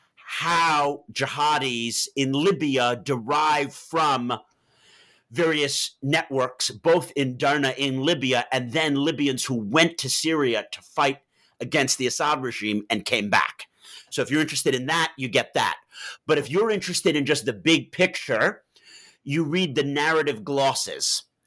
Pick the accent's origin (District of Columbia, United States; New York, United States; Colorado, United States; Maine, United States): New York, United States; moved away as an adult; also born or lived in Massachusetts / Beirut / Oxford; I'm from Manhattan